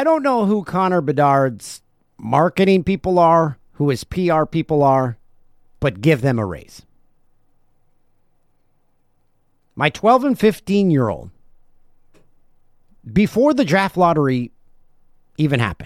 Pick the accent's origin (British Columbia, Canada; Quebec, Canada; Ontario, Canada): Ontario, Canada; Peterborough; the Peterborough Petes, my hometown team